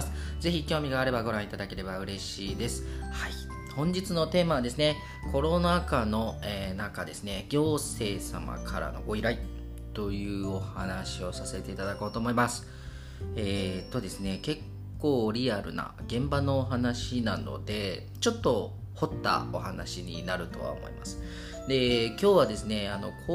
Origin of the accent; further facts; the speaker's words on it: Kobe, Hyogo, Japan; 神戸生まれの神戸育ちの僕たち